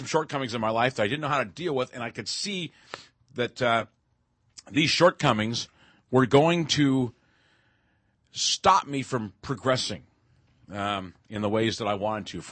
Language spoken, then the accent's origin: English; Seattle, Washington, United States; I grew up in Seattle, went to school at a regular school